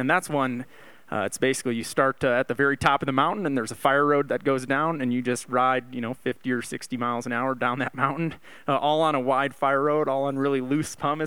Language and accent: English; Valparaiso, Indiana, United States; moved away as an adult; now in Oakland, United States; I grew up in Valparaiso, Indiana, a little town in northwest Indiana